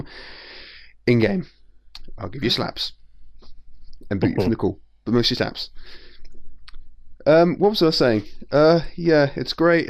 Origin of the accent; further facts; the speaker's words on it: England, United Kingdom; I'm English